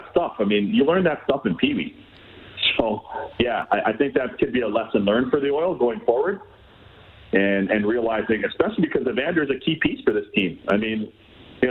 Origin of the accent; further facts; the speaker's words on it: Toronto, Ontario, Canada; I was a young kid growing up in Toronto